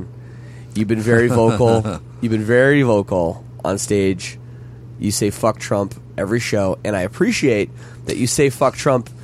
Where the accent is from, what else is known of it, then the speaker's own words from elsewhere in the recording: Canada; I'm Canadian